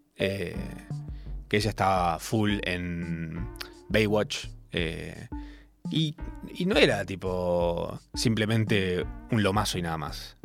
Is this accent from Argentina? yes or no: yes; Córdoba, Argentina; moved away as an adult; also born or lived in Capilla del Monte; now in Buenos Aires, Argentina; yo vivía todavía en Córdoba, les recuerdo, soy cordobés, vivía en Capilla del Monte